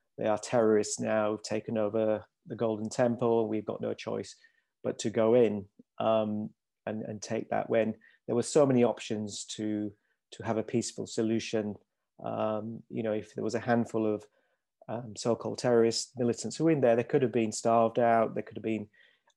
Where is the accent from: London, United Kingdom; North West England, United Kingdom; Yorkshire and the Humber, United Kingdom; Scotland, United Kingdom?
Yorkshire and the Humber, United Kingdom; Leeds; I was born in Leeds in Yorkshire, so I was brought up here